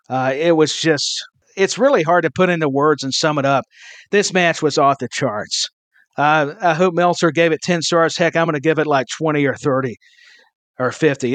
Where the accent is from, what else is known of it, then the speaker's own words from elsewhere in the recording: the Southern United States, United States; I'm from the South, the Southern part of the United States